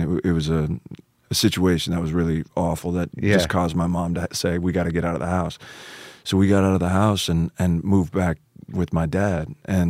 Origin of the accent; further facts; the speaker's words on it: Anaheim, California, United States; I was born in Anaheim, California.